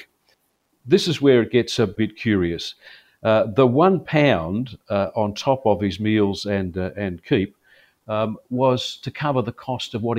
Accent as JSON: {"language": "English", "town": "Melbourne", "region": "Victoria", "country": "Australia", "tie": "born or raised there", "said": "I grew up in Melbourne"}